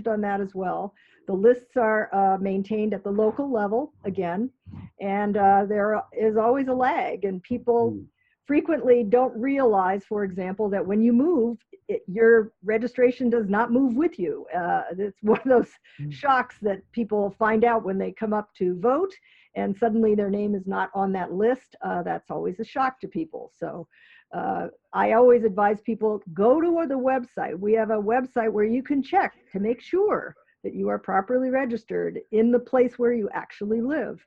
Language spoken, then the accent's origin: English; San Francisco, California, United States; now in Connecticut, United States; I'm from San Francisco